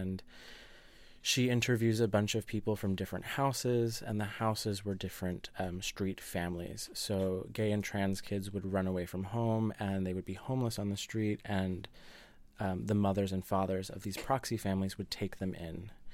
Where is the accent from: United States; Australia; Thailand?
United States; New Jersey; I grew up in New Jersey, which is very close to New York